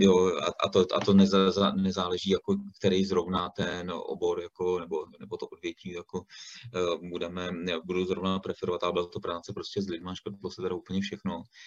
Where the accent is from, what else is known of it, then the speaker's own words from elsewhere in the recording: Stříbro, Plzeň Region, Czechia; já jsem původem ze Stříbra